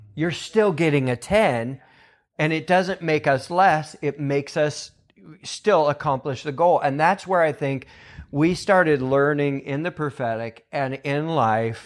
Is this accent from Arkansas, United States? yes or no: no; Weaverville, California, United States; And I grew up in Weaverville, California, so I grew up with Bill and Chris and all them.